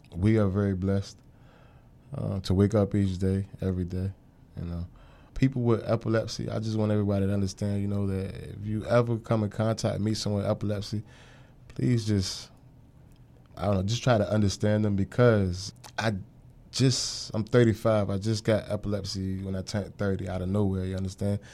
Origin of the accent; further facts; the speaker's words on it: Norfolk, Virginia, United States; I'm from Norfolk, Virginia, uh, born and raised